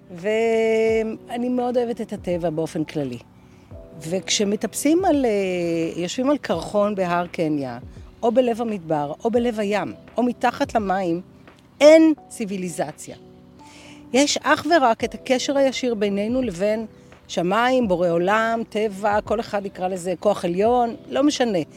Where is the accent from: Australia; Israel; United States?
Australia; אני אוסטרלית, by definition, עם פספורט. אה, חייתי כמה שנים טובות באוסטרליה.